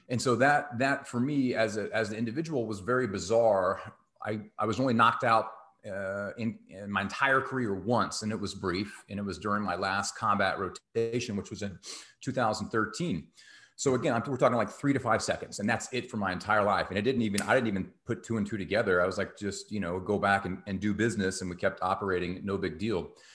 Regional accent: Texas, United States; I grew up in Texas

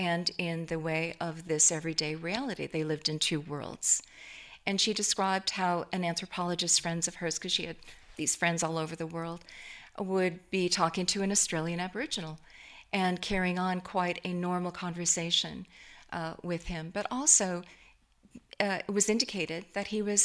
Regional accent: Seattle, Washington, United States; Seattle, which is my hometown and where we were.

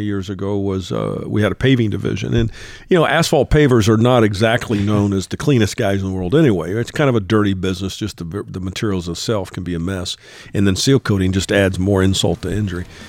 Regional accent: Texas, United States; my home state of Texas

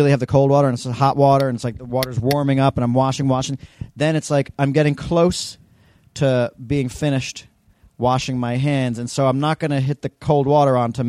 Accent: United States; I was born and raised in America.

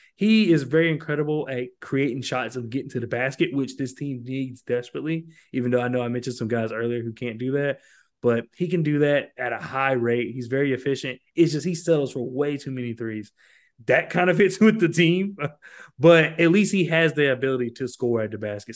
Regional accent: Georgia, United States; also born or lived in Columbus, Georgia; I'm from Georgia, and I live in a part in Georgia, I live in Columbus

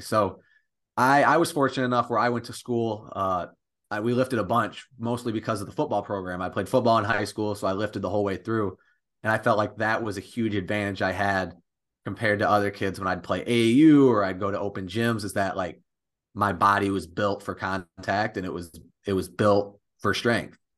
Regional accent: Millington, Michigan, United States; I'm from Millington, Michigan, which is over in the thumb.

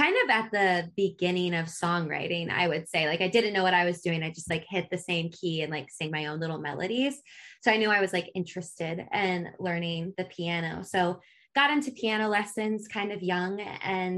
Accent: Richmond, Virginia, United States; moved away as an adult; now in Nashville, United States; I'm from Richmond, Virginia, where I spent most of my life before moving to Nashville

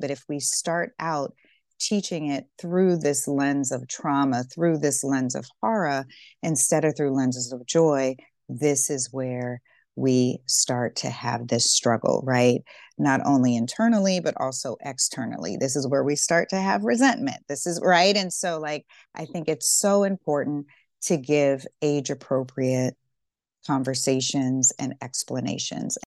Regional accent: Deep South, United States; I grew up in the Deep South

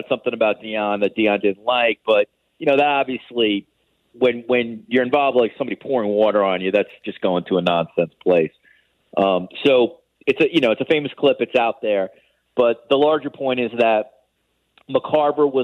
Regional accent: New York, United States; I grew up in New York, obviously, like you guys, a very big baseball city

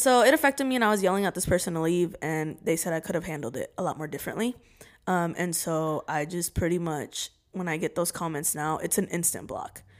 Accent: Salem, Oregon, United States; I'm from, I'm from Salem, Oregon.

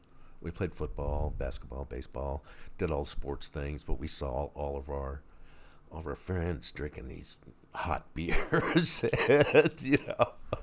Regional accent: Washington, District of Columbia, United States; also born or lived in Baltimore, Maryland; I was born in Baltimore, Maryland. {S0} Okay. {S1} I was raised in the Washington D.C. area, that was our home base, Chesapeake Bay area

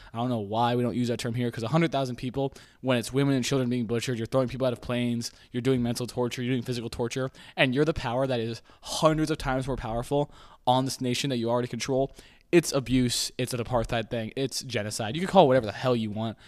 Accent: United States; I am an American

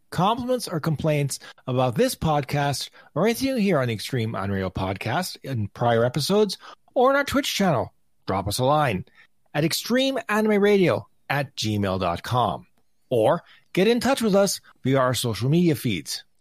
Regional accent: Canada; as a Canadian hockey fan, I'm all for that.

